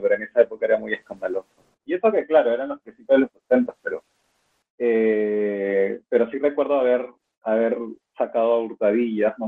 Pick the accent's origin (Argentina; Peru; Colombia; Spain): Peru; also born or lived in Lima / Boston; soy peruano